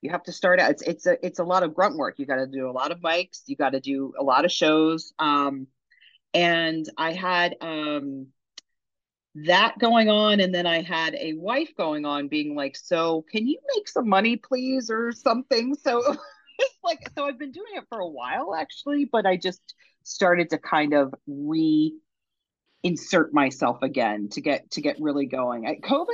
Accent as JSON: {"language": "English", "region": "New Jersey", "country": "United States", "tie": "born or raised there", "also_born_or_lived": "San Francisco", "moved": "as an adult", "lives_now": "Los Angeles, United States", "said": "I grew up in South Jersey."}